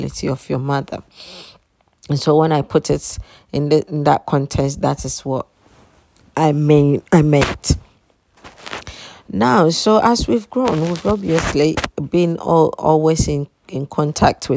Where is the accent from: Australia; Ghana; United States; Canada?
Ghana; I was born in Ghana